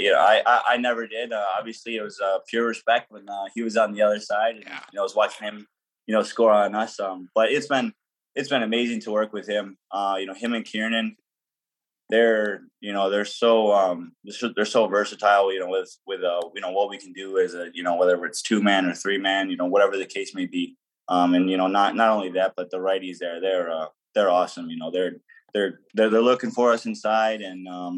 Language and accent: English; Tonawanda, New York, United States; I'm from Tonawanda